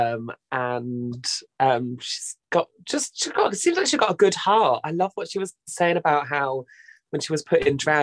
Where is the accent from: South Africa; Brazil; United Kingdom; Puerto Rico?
United Kingdom; southern England; accent: Southern; also born or lived in Brighton; I felt never felt more Southern